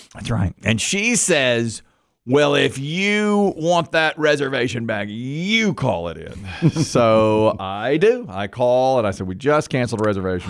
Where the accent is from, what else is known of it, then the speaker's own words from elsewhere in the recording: Greensboro, North Carolina, United States; We're from Greensboro, North Carolina